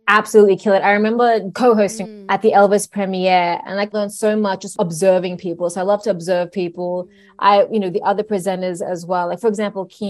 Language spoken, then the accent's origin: English; Sydney, New South Wales, Australia; I was born in Sydney